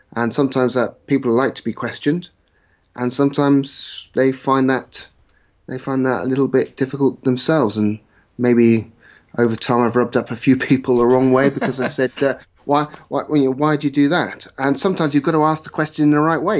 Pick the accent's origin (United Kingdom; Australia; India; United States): United Kingdom; West Country, South West England; I was brought up in the West Country, played my rugby mostly in the West Country